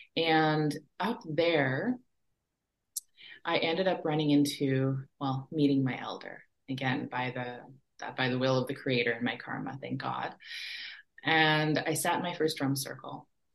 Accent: Treaty 4 territory in Saskatchewan, Canada; also born or lived in Fort Smith, Northwest Territories; I was born and raised on uh, Treaty 4 territory in Saskatchewan was raised on the prairies with those big skies.

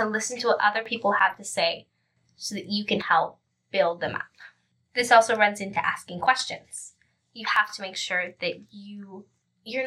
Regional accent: British Columbia, Canada; I'm 16 years old and from BC

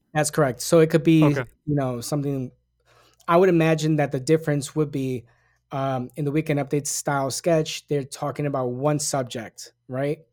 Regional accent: New York City, New York, United States; I grew up in the Bronx.

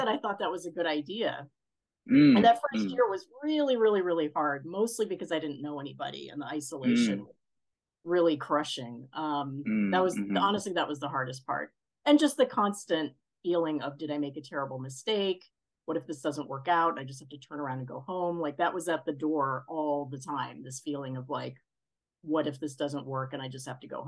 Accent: New York City, New York, United States; moved away as an adult; also born or lived in Boston, Massachusetts; now in California, United States; mostly in New York City

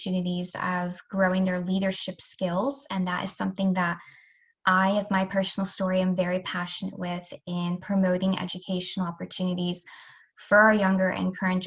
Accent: Rochester, New York, United States; moved away; also born or lived in Delaware; I grew up in Rochester and then moved to Delaware

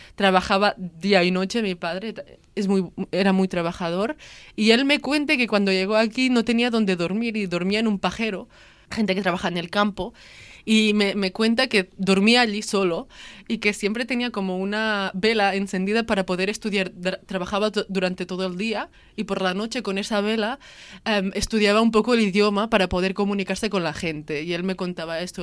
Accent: Lleida, Catalonia, Spain; mis padres son de Marruecos y yo nací aquí en Cataluña, em, en Lleida

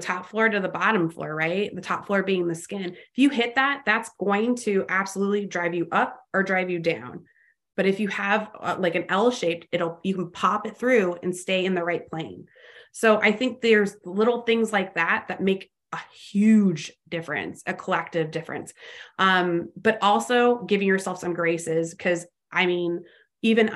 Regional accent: Los Angeles, California, United States; also born or lived in Fort Worth area, Texas; now in Fort Worth, United States; I'm originally from Los Angeles

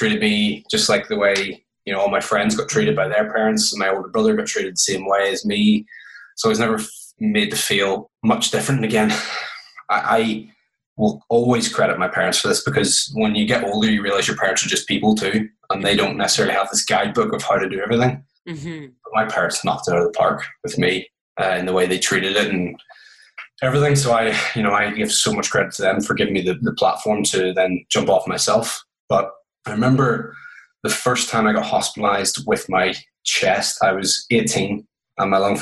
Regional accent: Belfast, Northern Ireland, United Kingdom; I'm from Belfast, Northern Ireland. It's probably where you're picking up the accent

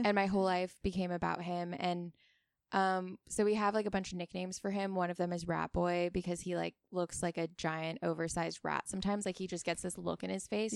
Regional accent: Oahu, Hawaii, United States; now in Ventura, United States; I grew up in Hawaii

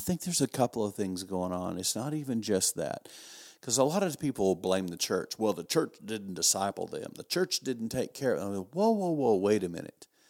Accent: West Texas, United States; I grew up in West Texas

